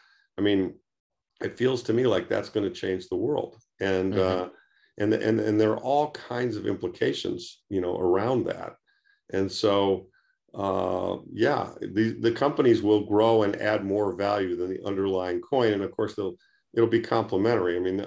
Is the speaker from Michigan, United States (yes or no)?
yes; Detroit, Michigan, United States; I mean, I grew up outside Detroit in the 50s and 60s.